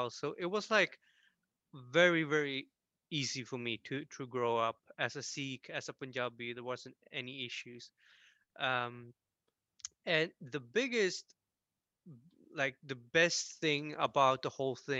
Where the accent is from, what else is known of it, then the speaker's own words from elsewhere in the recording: Tumba, Stockholm County, Sweden; I grew up in this city, actually, where I'm living right now, in Tumba, which is south of Stockholm